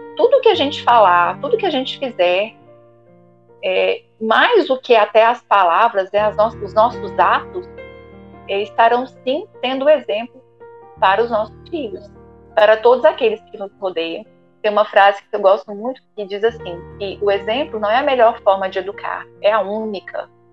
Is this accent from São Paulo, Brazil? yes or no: no; Ituiutaba, Minas Gerais, Brazil; lá na minha cidade, onde eu nasci, Tuiutaba, Minas Gerais